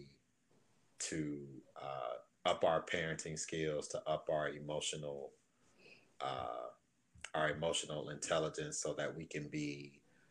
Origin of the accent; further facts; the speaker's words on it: Detroit, Michigan, United States; I grew up in Detroit